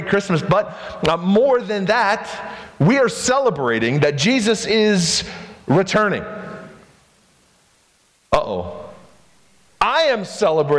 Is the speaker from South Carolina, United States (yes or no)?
yes; Spartanburg, South Carolina, United States; I was growing up in South Carolina, Spartanburg, South Carolina